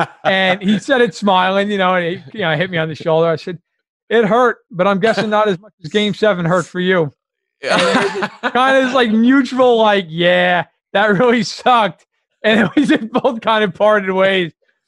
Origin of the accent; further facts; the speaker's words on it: New York, United States; I grew up in New York.